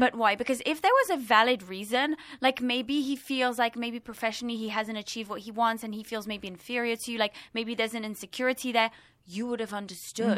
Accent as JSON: {"language": "English", "region": "London", "country": "United Kingdom", "moved": "yes", "lives_now": "Los Angeles, United States", "said": "I'm from London and I could just step out of my house and I would bump into people"}